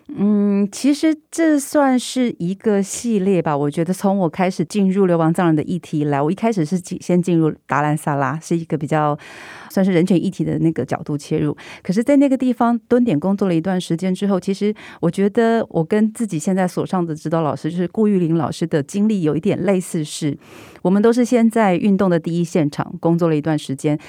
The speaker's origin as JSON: {"language": "Chinese", "country": "Taiwan", "said": "当他们知道我是台湾人之后"}